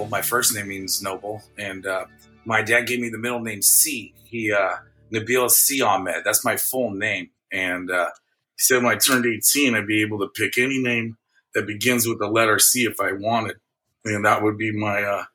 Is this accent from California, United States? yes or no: yes; San Mateo, California, United States; also born or lived in Oakland, California; San Mateo, California, born out of Mills Memorial Hospital.